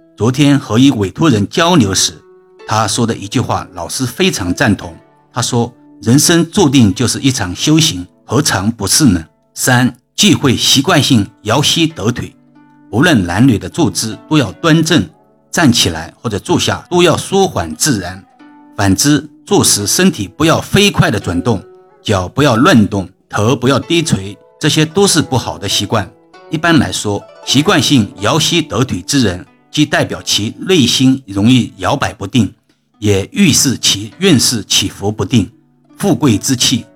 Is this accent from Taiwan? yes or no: no; China; 所以，我们中国人在过年的时候都会逢人必说恭喜发财